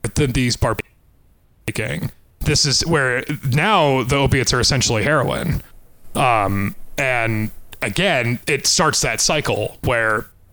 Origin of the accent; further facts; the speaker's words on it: Pueblo, Colorado, United States; my hometown, Pueblo